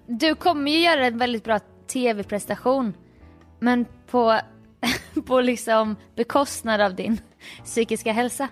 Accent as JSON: {"language": "Swedish", "town": "Jönköping", "region": "Jönköping County", "country": "Sweden", "tie": "born or raised there", "said": "jag är från Jönköping"}